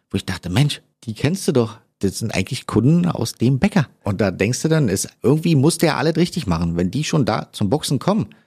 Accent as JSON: {"language": "German", "region": "Berlin", "country": "Germany", "said": "ist natürlich irgendwie schön, weil ich bin ja eigentlich Berliner."}